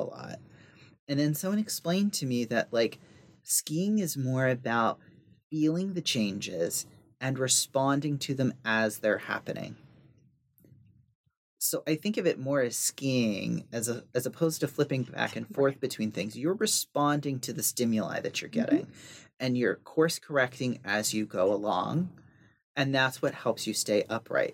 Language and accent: English; the South, United States; I grew up in the South in the country